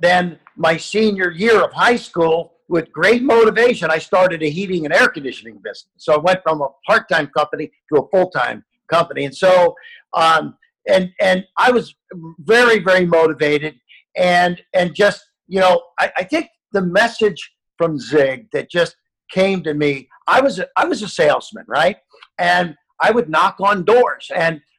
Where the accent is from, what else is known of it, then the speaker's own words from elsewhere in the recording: Ohio, United States; I grew up in Ohio, and I sealed driveways